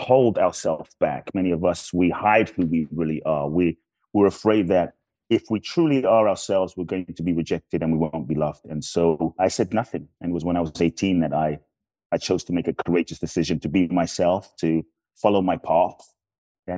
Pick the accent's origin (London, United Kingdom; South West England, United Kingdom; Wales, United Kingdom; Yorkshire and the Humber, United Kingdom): London, United Kingdom; moved away as an adult; now in United States; I grew up in London. And I came to the US when I was 18